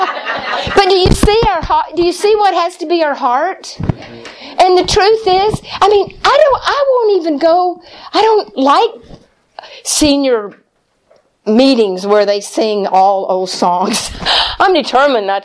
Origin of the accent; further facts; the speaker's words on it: Texas, United States; moved away; also born or lived in Springfield, Missouri; I'm from Texas